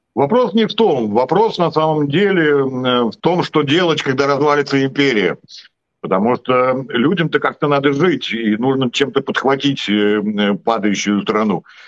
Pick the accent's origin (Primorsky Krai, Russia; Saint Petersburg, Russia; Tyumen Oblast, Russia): Saint Petersburg, Russia; born or raised there